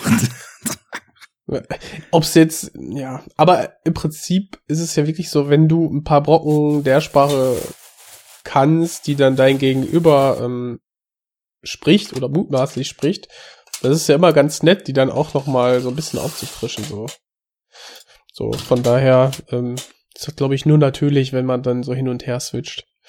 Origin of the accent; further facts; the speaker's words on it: Germany; als Deutscher